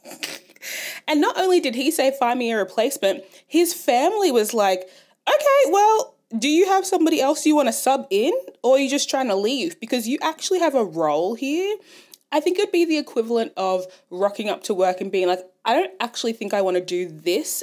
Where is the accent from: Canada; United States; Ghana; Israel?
Ghana; now in Australia; I'm Ghanaian